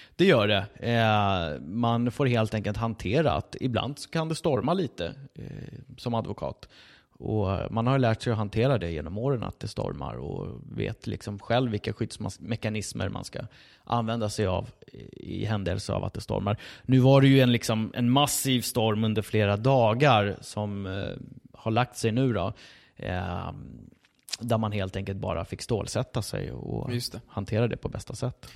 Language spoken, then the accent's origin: Swedish; Sweden; min fru är ju, eh, född och uppvuxen i Sverige som jag